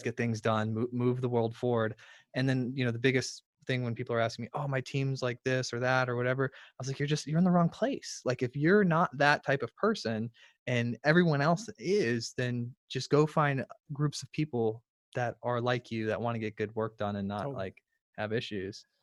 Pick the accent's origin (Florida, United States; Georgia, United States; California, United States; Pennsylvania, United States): Florida, United States; I'm from Florida. I'm in Florida